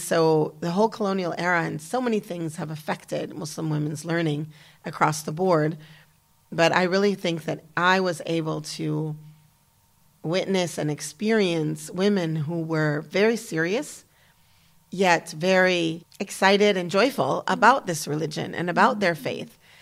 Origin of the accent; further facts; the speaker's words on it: United States; moved away as an adult; also born or lived in Damascus, Syria / Kuwait; as an American woman